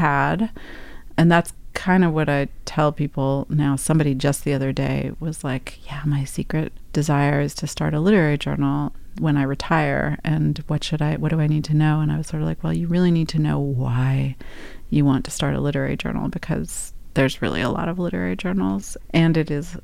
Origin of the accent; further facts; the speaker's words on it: New York City, New York, United States; move back to my hometown of New York City